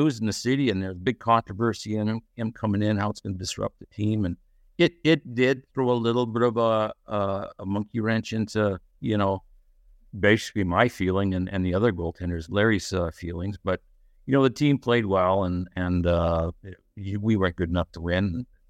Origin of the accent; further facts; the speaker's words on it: Edmonton, Alberta, Canada; Well, Edmonton, Alberta. That's where I grew up and played 4 years of juniors there with the Wild Kings.